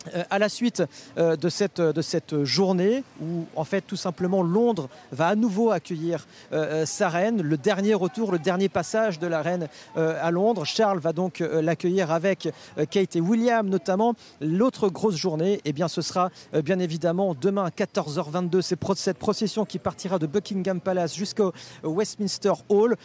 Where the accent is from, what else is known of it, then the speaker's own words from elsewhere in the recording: France; nous en tant que Français